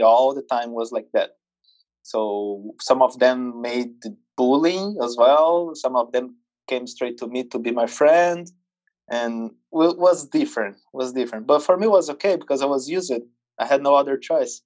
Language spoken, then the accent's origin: English; Brazil; English is a second language; I was born in Brazil, circus family, grow up in, at the circus